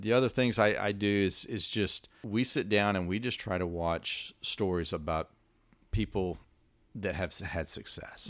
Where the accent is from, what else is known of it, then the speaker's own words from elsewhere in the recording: West Texas, United States; I come from West Texas